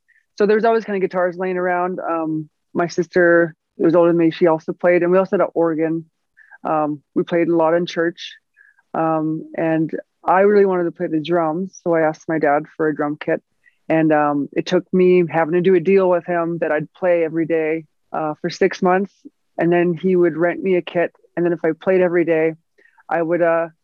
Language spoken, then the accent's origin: English; Fort McMurray, Alberta, Canada; moved away; also born or lived in North Battleford, Saskatchewan / Los Angeles / Calgary; I was born in North Battleford, Saskatchewan. Grew up in a little town called Fort McMurray